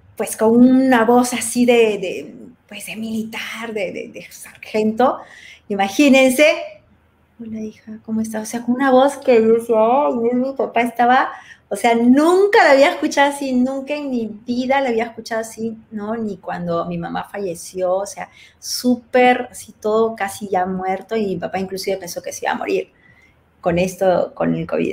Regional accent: Peru; moved away; soy peruana, soy extranjera

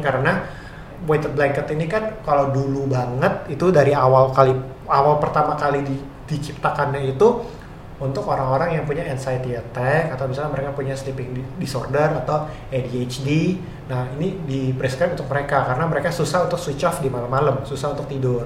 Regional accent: Indonesia; sebagai eh, orang Indo

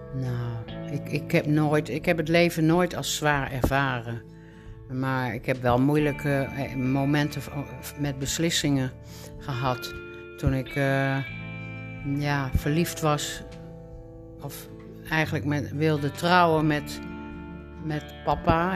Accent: Groningen, Netherlands; now in Alkmaar, Netherlands; geboren in Groningen in 1948.

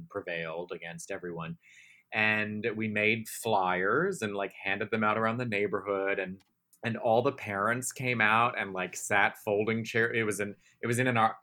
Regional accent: Baltimore, Maryland, United States; We grew up in Baltimore City. Which is a very, you know, complicated city. I love that city. Very proud to be from there

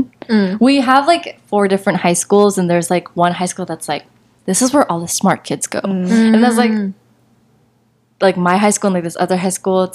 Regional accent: Torrance, California, United States; I am from Torrance

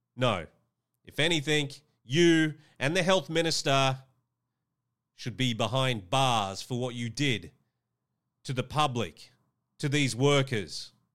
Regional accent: Australia; Queensland is a state here in my home country of Australia

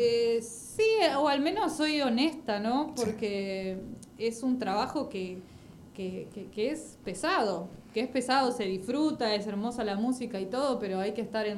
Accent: Banfield, Buenos Aires Province, Argentina; also born or lived in Goya, Corrientes; pero vine muy, muy chiquita, soy más de, acá

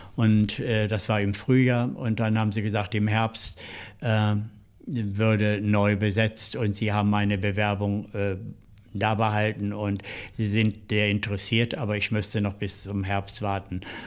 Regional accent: Seelze, Lower Saxony, Germany; moved away as an adult; also born or lived in Hetjershausen near Göttingen / Hanover; now in Berlin, Germany; dann sind wir zu meinem Großvater äh, gegangen, mütterlicherseits, nach Letter bei Hannover. Und ah äh, dort auf dem Bauernhof meines Großvaters habe ich dann so die ersten äh, Kinderjahre und Jugendjahre verbracht

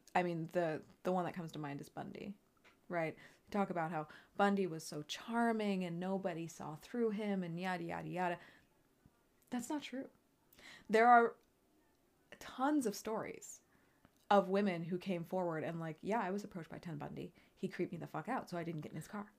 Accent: United States; we are American

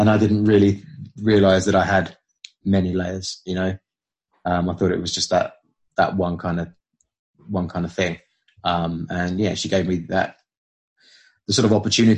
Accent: United Kingdom; I'm British.

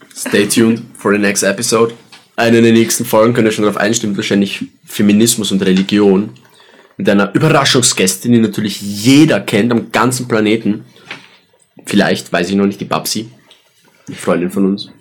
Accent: Graz, Styria, Austria; wir sind Österreicher

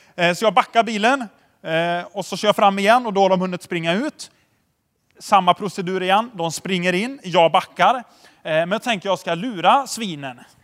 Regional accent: Tidaholm, Västra Götaland, Sweden; jag är uppväxt i Tidaholm

